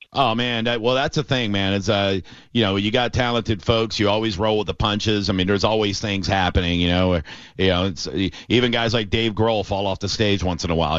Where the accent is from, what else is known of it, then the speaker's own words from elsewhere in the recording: Tampa, Florida, United States; I'm a born and raised Tampanian.